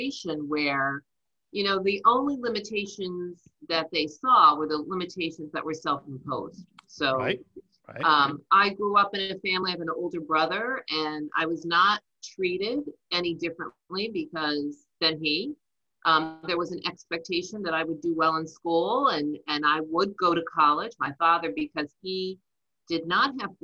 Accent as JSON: {"language": "English", "region": "New Jersey", "country": "United States", "tie": "born or raised there", "accent": "Jersey", "said": "I'm a Jersey girl. I grew up in New Jersey"}